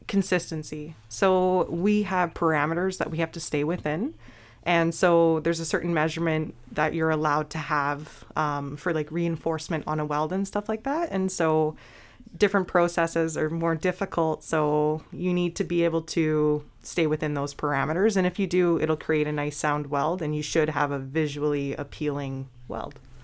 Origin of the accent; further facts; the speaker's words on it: British Columbia, Canada; now in Grey Bruce, Canada; I'm originally from British Columbia